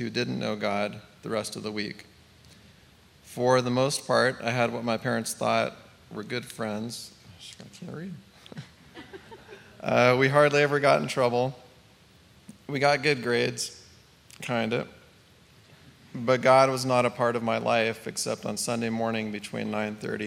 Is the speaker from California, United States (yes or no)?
yes; Northern California, United States; I grew up in Northern California with a family that moved every couple of years with Dad building houses